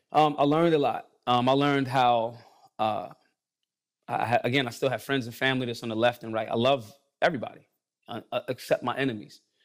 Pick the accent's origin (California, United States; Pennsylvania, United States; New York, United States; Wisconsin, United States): Pennsylvania, United States; Philadelphia; I'm from Philly